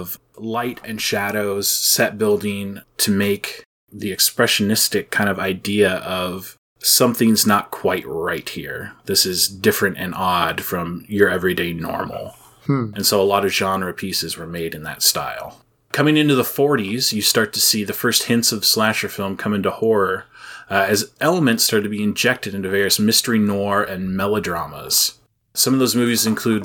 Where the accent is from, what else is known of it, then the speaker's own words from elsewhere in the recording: United States; I am American